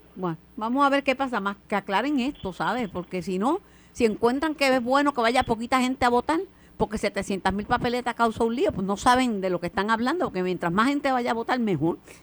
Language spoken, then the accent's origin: Spanish; Mayagüez, Puerto Rico; Yo soy de Mayagüez